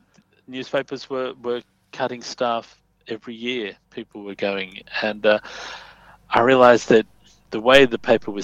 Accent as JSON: {"language": "English", "town": "Sydney", "region": "New South Wales", "country": "Australia", "tie": "born or raised there", "said": "I grew up in Fairfield, Bankstown area"}